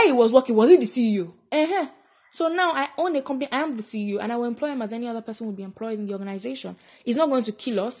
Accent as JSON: {"language": "English", "country": "Nigeria", "said": "being 21, being a Nigerian female."}